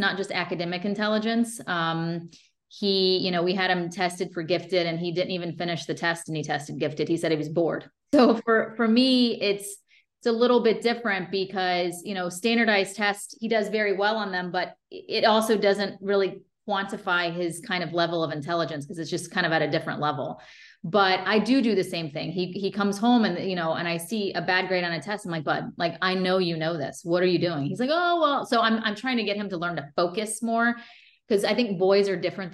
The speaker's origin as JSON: {"language": "English", "town": "Fort Pierce", "region": "Florida", "country": "United States", "tie": "born or raised there", "also_born_or_lived": "Stuart, Florida", "said": "I was raised in Fort Pierce, Florida, which is at the time was a pretty small town"}